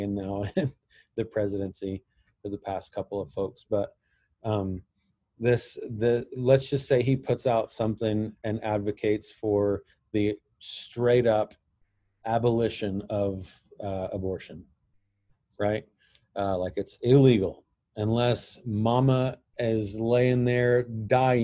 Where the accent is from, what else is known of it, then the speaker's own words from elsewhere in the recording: United States; I'm white, I have a beard, and I'm from America